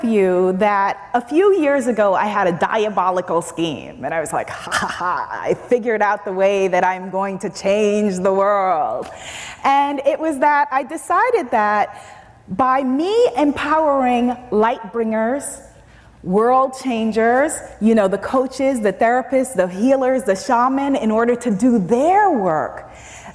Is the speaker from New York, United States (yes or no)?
yes; New York City, New York, United States; I am Caribbean American, I'm African American, I'm a New Yorker